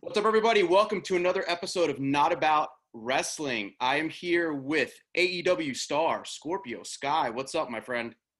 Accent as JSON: {"language": "English", "region": "New Jersey", "country": "United States", "tie": "born or raised there", "said": "So I live in Jersey. I grew up in Jersey."}